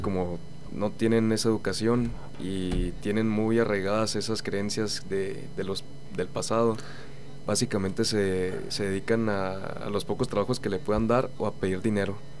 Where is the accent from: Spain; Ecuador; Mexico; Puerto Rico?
Mexico; Cuauhtémoc, Chihuahua; Yo vengo de una ciudad que se llama Coctemoc. Este, está a una hora de Chihuahua